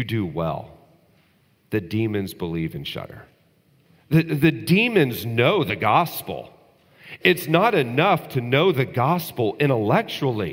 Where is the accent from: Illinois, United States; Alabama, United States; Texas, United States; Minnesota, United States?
Texas, United States; when I was growing up in Texas